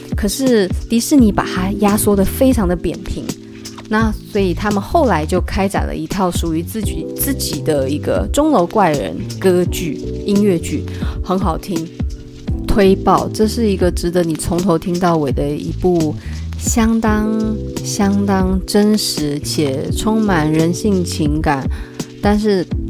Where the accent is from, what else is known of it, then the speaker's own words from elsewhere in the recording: Taipei, Taiwan; 我也是台北的人